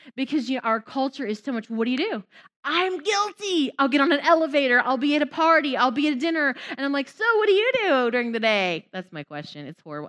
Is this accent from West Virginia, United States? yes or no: yes; West Virginia, United States; moved away; also born or lived in Southlake, Texas; I grew up in West Virginia.